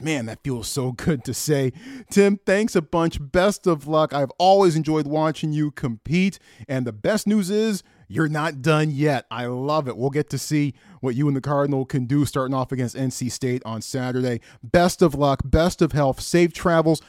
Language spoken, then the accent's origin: English; Omaha, Nebraska, United States; I was born in Omaha